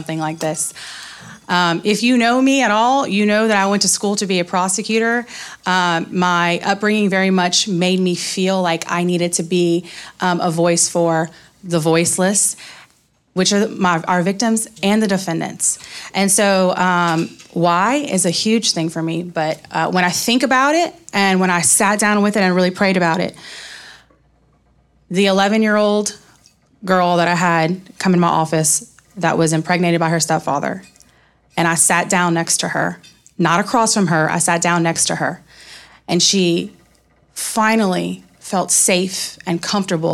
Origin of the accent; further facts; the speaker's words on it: Lafayette, Louisiana, United States; I'm from Lafayette. I grew up here, went to public school here, went to UL Lafayette